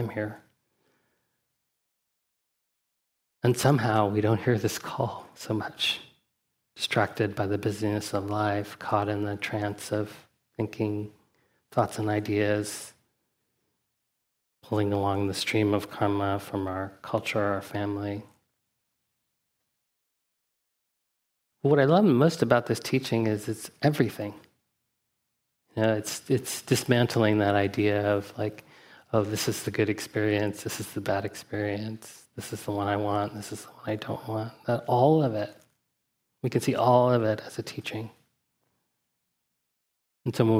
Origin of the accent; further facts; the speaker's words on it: Huntsville, Alabama, United States; my father was part of a Zen community where I grew up in Huntsville, Alabama